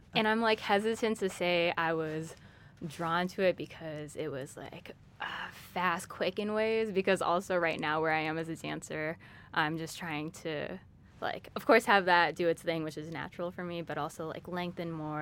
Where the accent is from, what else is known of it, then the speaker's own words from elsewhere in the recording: Chicago, Illinois, United States; I'm from Chicago, but I'm a first generation Thai American. My parents are from Thailand